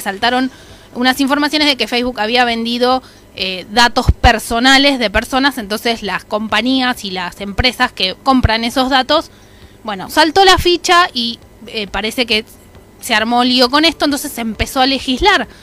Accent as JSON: {"language": "Spanish", "country": "Argentina"}